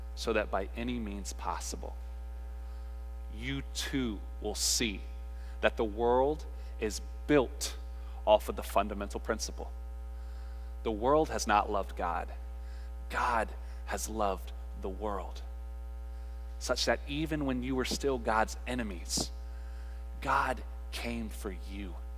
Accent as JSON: {"language": "English", "region": "North Carolina", "country": "United States", "tie": "born or raised there", "said": "we're from North Carolina, and we grew up in a Baptist household"}